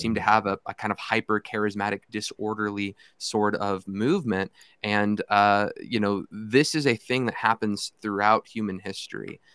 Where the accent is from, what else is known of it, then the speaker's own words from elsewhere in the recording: Fort Worth, Texas, United States; also born or lived in Irving, Texas; I grew up in Irving, well, I grew up at the church in Irving. I lived in Fort Worth at the time.